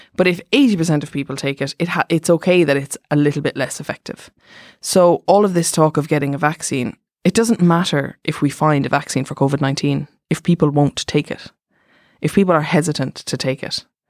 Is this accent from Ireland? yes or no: no; Germany; I'm from Germany